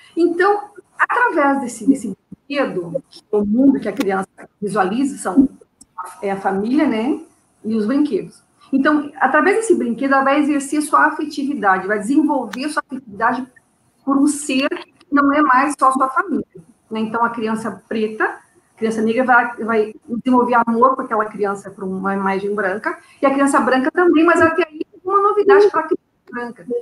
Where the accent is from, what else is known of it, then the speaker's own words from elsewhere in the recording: Porto Alegre, Rio Grande do Sul, Brazil; moved away as an adult; now in Rio de Janeiro, Brazil; Eu sou de Porto Alegre, Porto, Alegre. Então. E lá, minha, quase minha vida toda, né? Estou há sete anos no Rio de Janeiro